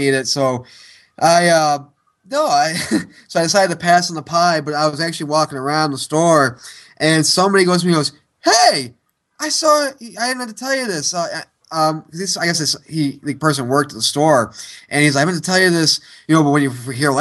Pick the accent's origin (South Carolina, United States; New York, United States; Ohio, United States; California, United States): New York, United States; Syracuse; moved away; my hometown of Syracuse